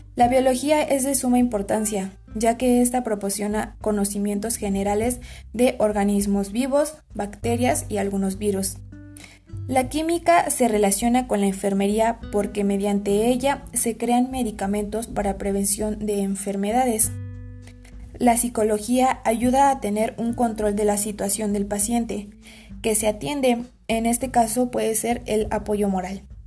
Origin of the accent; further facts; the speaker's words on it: Aculco, State of Mexico, Mexico; soy de Aculco, Estado de México